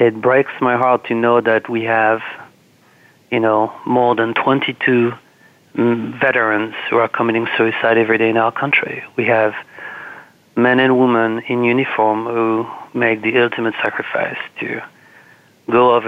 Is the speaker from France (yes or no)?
yes; France; now in Washington, D.C., United States; I'm from France